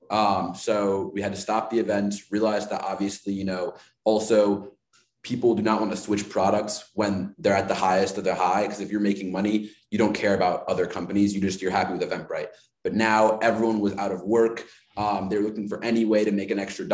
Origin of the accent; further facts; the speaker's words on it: Chicago, Illinois, United States; I'm from Chicago